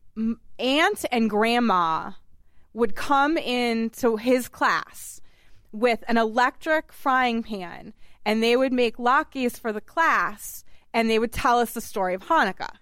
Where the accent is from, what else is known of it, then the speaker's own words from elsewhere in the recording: Massachusetts, United States; he also hails from Massachusetts, just like me